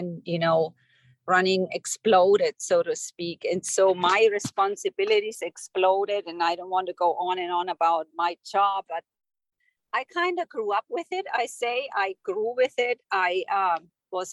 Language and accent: English; Germany; moved away as an adult; now in United States; I'm originally from Germany. I grew up there. I moved to the United States in my late 20s.